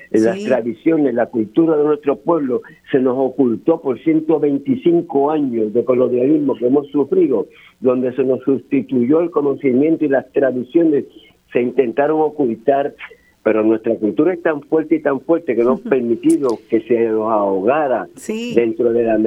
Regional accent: Puerto Rico; yo como boricua, como puertorriqueño, me siento bien orgulloso de ellos.

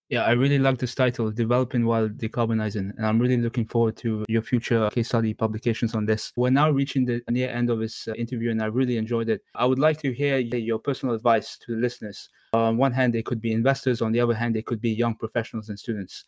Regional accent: Mauritius; I'm from Mauritius, but I'm also of Indian origin

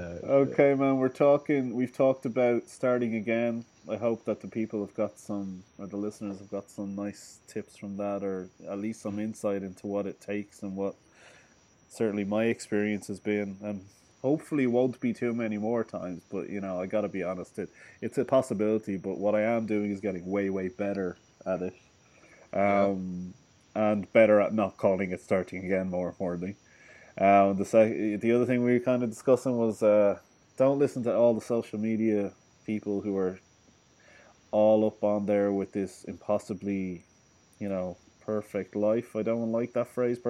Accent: Dublin, Leinster, Ireland; I'm from Dublin

